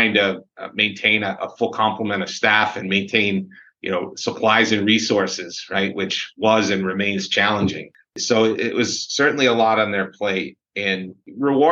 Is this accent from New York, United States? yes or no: yes; Syracuse, New York, United States; I grew up in Syracuse, was from the area